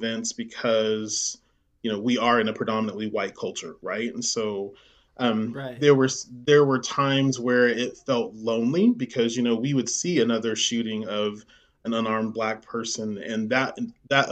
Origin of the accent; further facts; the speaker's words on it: Midwest City, Oklahoma, United States; I grew up there in Midwest City